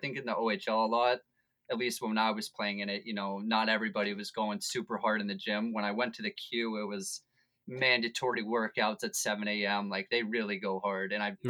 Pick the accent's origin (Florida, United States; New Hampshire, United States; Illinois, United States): Florida, United States; Weston; Oh, like 20 minutes from Fort Lauderdale.